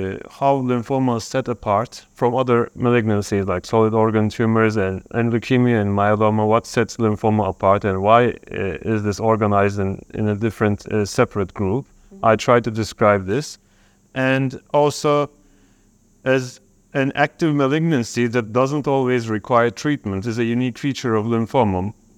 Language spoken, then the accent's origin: English; Turkey; I'm from Turkey.